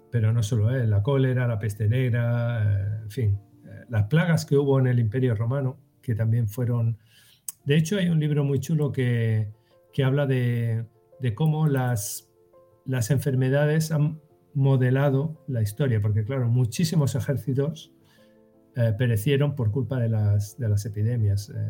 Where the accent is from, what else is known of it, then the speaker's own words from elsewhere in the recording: Western Sahara; also born or lived in Sahrawi refugee camps; yo soy saharaui y estuve, de pequeño estuve en los campamentos de refugiados del Sahara